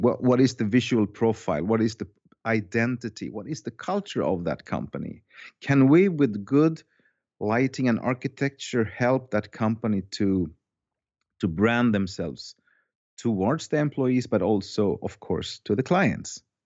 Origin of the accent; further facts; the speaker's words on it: Finland; now in Sweden; I was born in Finland. Uh, I have a Finnish soul and heart, but I have a Swedish passport. I moved to Sweden.